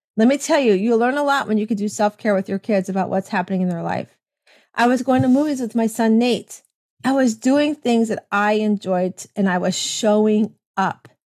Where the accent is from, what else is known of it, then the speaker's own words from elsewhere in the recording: Tampa, Florida, United States; I am from Tampa, Florida